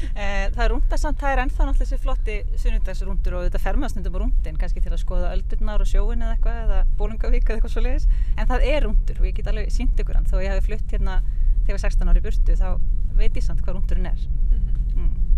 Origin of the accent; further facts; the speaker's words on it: Suðureyri, Westfjords, Iceland; also born or lived in Reykjavík; now in Ísafjörður, Iceland; er frá söðureyri, ólst upp þar